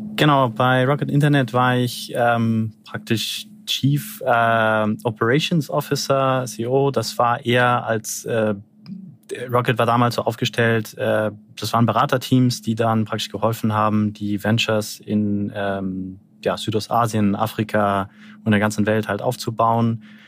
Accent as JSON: {"language": "German", "country": "Brazil", "tie": "born or raised there", "moved": "yes", "lives_now": "Berlin, Germany", "said": "Ich selber, ich bin in, in Brasilien groß geworden"}